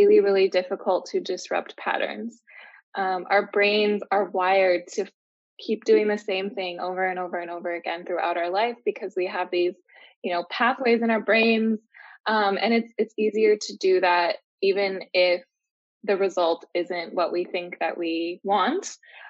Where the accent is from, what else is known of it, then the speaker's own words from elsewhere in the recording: Minnesota, United States; moved away as an adult; now in Mexico; I'm from Minnesota in the US.